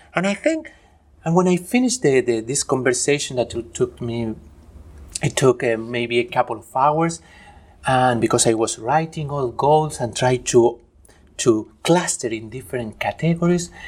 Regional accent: Argentina; moved away; also born or lived in Spain / Chile / Germany; I am originally from Argentina

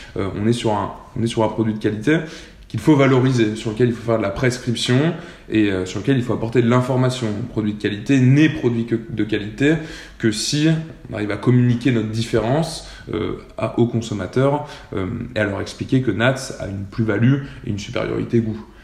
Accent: Clermont-Ferrand, Auvergne-Rhône-Alpes, France; moved away as an adult; also born or lived in Lyon / Nantes; je viens de Clermont-Ferrand, j'ai fait ma prépa à Lyon

